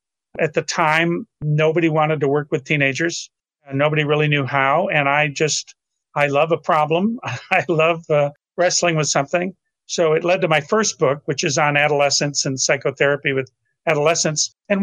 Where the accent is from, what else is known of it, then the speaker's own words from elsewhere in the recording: Rochester, New York, United States; Rochester, New York.